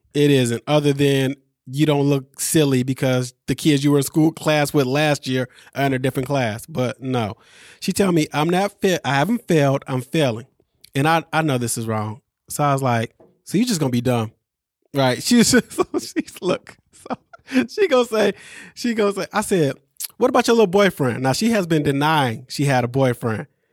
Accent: Midwest, United States; somebody from the Midwest

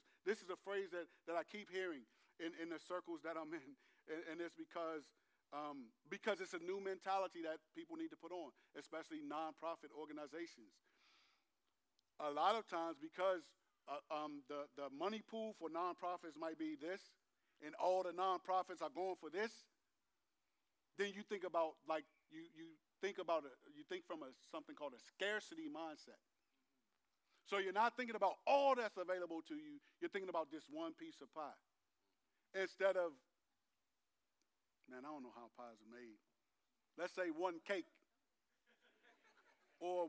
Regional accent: Landover, Maryland, United States; I'm from Landover, not just that I went to Bowie High School and graduated from there, not just that I'm a native Prince Georgian

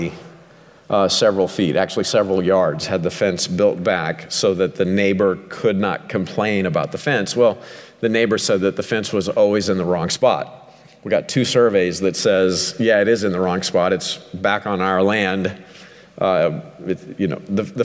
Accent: Ozark Mountains, southwest Missouri, United States; I grew up a hillbilly in the Ozark Mountains

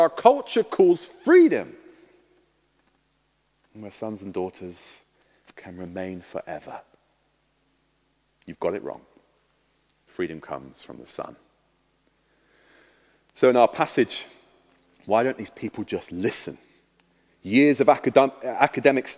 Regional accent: Harlow, East of England, United Kingdom; moved away; I was born in Harlow in Essex.

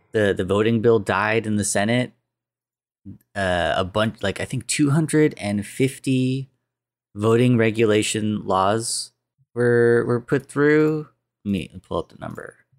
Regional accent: United States; I'm American, 'cause I was born here.

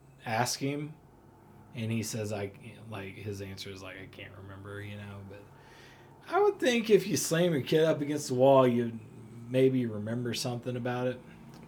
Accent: Oklahoma City, Oklahoma, United States; born there; moved away; So I was born in Oklahoma City, and my dad worked on in an oil field over there, driving trucks actually, and so the oil ran out, and we ended up moving here.

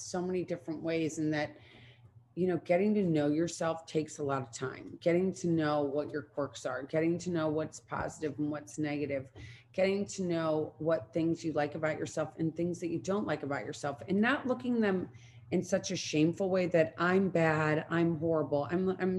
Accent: Midwest, United States; growing up in the Midwest

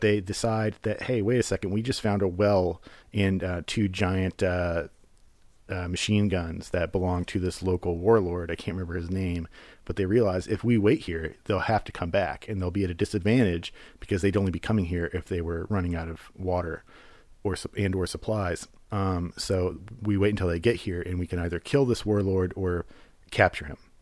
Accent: United States; as an American

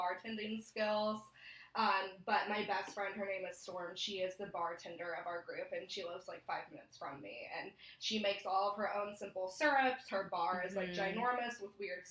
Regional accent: East Texas, United States; moved away as an adult; also born or lived in Utah / California; now in Orlando, United States; I grew up in a really small town in East Texas

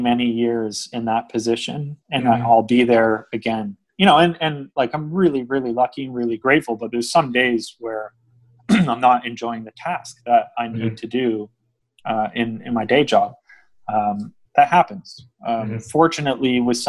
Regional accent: just outside of Vancouver, British Columbia, Canada; also born or lived in Ontario; I grew up here, I grew up just outside of Vancouver

